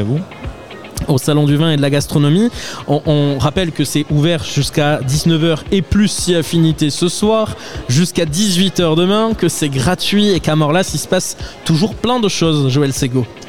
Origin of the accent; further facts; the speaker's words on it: Pau, Nouvelle-Aquitaine, France; je suis béarnais depuis ma naissance. Je suis né à Pau.